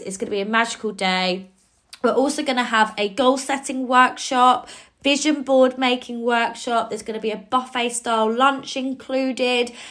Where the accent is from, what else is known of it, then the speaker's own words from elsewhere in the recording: Cambridge, East of England, United Kingdom; my hometown in Cambridge